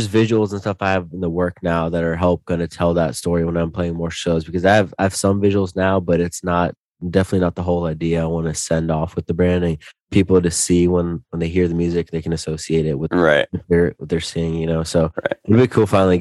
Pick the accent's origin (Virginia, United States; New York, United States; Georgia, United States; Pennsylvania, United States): Virginia, United States; Northern; I lived all over Northern Virginia. So I'm still in Northern Virginia right now, like 30 minutes from DC.